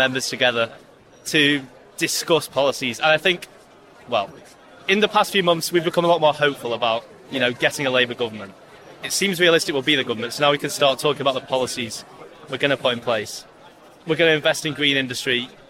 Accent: Cheshire, North West England, United Kingdom; I'm 19, and I'm from Cheshire.

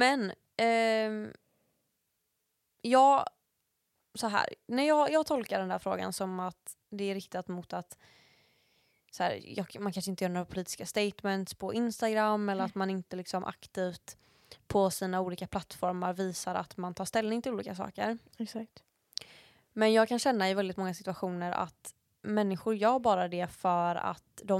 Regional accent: Sweden; Det är min pappa som är från USA och jag är liksom svensk.

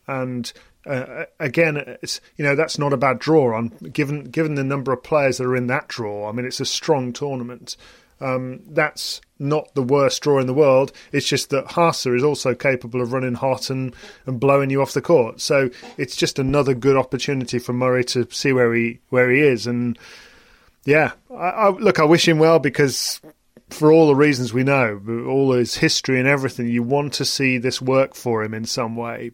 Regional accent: United Kingdom; as a British person

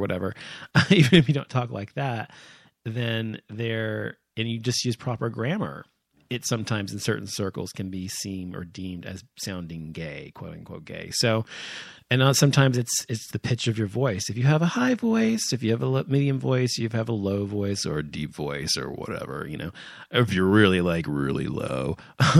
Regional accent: United States; growing up in America, as I have

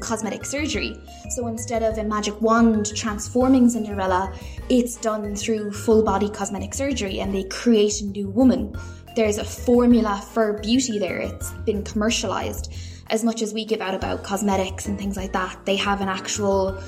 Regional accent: Ireland; even though I am Irish

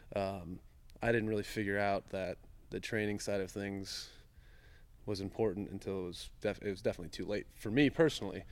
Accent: Bowling Green, Ohio, United States; I grew up in Bowling Green, Ohio.

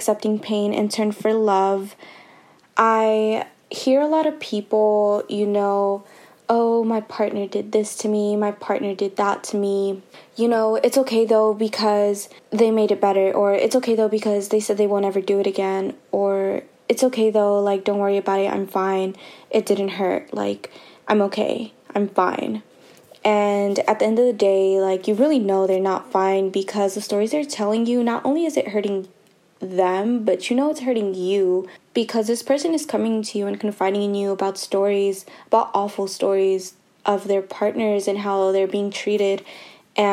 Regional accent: Richmond, California, United States; I'm from Richmond, California.

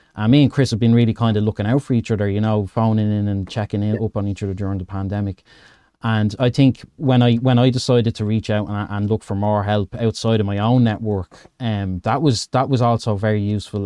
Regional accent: Dublin, Leinster, Ireland; I'm from Dublin, Ed, in Ireland.

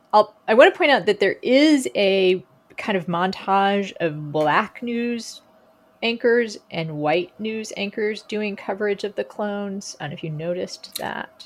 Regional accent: Texas, United States; moved away; also born or lived in Lincoln, Nebraska; we're both from Texas

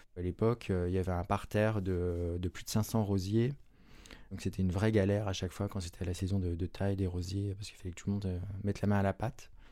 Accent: Saint-Jean-de-Monts, Pays de la Loire, France; je suis originaire de Vendée, d'une commune qui s'appelle Saint-Jean-de-Mont

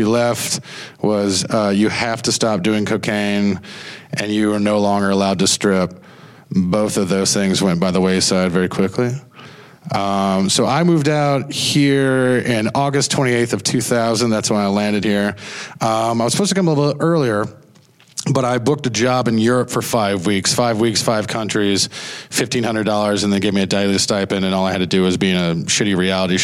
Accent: High Point, North Carolina, United States; I'm from High Point, North Carolina, furniture capital of the world.

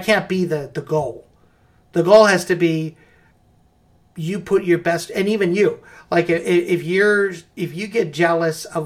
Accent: Midwest of the United States, United States; also born or lived in Davenport, Iowa / Los Angeles; I'm from the Midwest of the United States. You know, I'm in farm country.

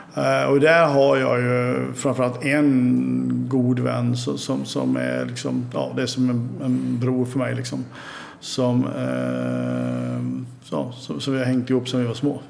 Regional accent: Oskarshamn, Kalmar County, Sweden; also born or lived in Gotland; vi hade ju ett umgänge hemma i Oskarshamn

